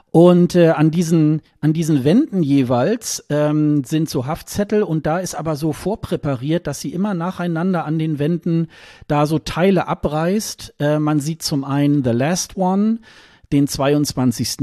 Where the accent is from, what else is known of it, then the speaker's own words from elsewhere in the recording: Germany; als Westeuropäer, als Deutscher